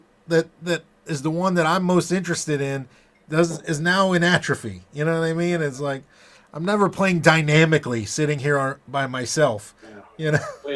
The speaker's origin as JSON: {"language": "English", "town": "Fort Lauderdale", "region": "Florida", "country": "United States", "tie": "born or raised there", "said": "growing up in Fort Lauderdale."}